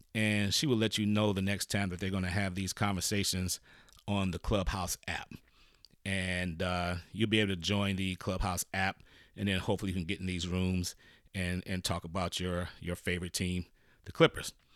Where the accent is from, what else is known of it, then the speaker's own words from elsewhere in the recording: Michigan, United States; I'm from Michigan